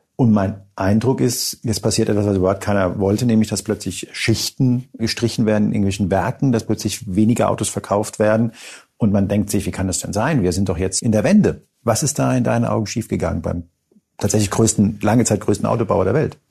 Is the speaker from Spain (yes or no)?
yes; Spain; moved away; ich bin gebürtiger Spanier